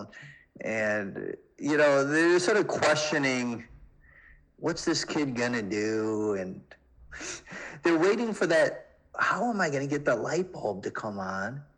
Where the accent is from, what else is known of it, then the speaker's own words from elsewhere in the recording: Chicago, Illinois, United States; I grew up in Chicago.